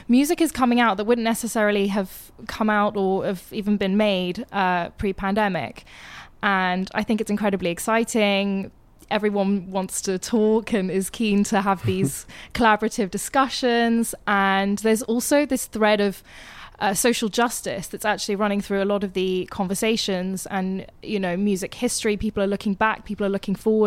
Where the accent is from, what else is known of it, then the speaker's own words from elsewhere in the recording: United Kingdom; moved away as an adult; now in New York, United States; I'm a British import